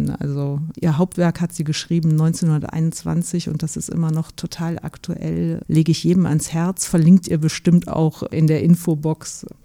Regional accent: Rhineland, Germany; ich bin auch Österreicherin, aber im Rheinland aufgewachsen und sozialisiert, das bringt mich zurück zu meinen Wurzeln

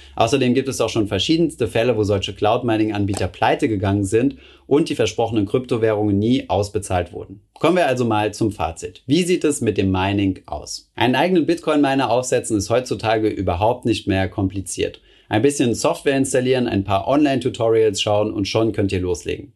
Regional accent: Germany; bei uns in Deutschland

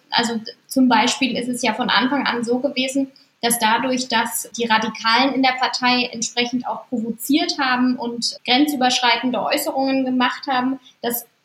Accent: Saxony, Germany; Also ich komme selber auch aus Sachsen und äh, bin da aufgewachsen

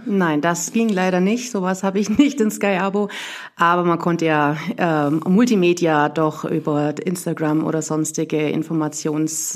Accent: Burgau, Bavaria, Germany; moved away as an adult; ich komme aus Burgau im Schwabenland sozusagen, knapp an der baden württembergischen Grenze, aber noch Bayern. Ähm, ja, ich bin da aufgewachsen

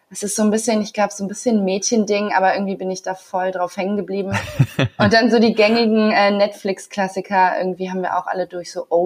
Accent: Bonn, North Rhine-Westphalia, Germany; moved away as an adult; now in Hamburg, Germany; Also ich bin ähm, seit gestern 33 und bin vor acht Jahren von äh, vom schönen Bonn nach Hamburg gezogen und habe äh, mein Schauspielstudium hier gemacht

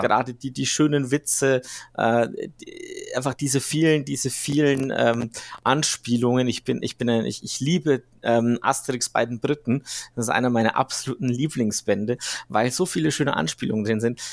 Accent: Switzerland; ich bin ja Schweizer

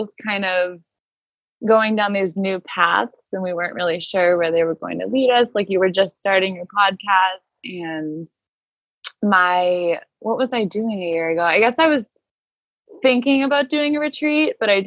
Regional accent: Cape Cod, Massachusetts, United States; I've been here since March in the house that I grew up in on Cape Cod with my mom and my grandma

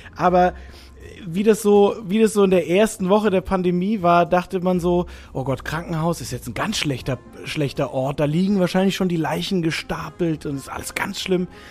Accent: near Stuttgart, Baden-Württemberg, Germany; also born or lived in Rhineland (family roots); now in Hamburg, Germany; aufgewachsen bin ich im Süden, äh, bei Stuttgart.

